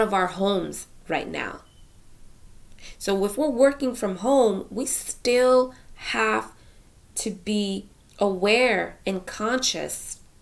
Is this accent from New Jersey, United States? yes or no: yes; Union County, New Jersey, United States; I'm from New Jersey, Union County to be exact